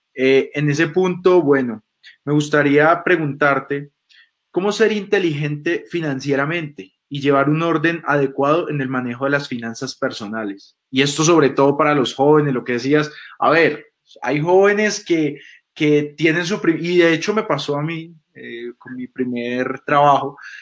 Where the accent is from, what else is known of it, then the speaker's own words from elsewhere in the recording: Colombia; Nosotros como, colombianos